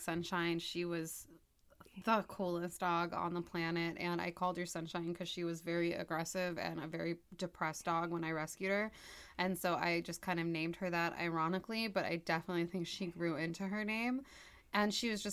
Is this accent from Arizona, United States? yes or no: no; California, United States; I'm also from California